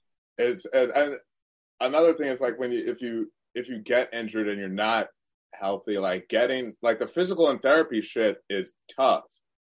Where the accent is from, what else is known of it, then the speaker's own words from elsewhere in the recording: Long Island, New York, United States; I'm from Long Island, and so I consider myself a New Yorker.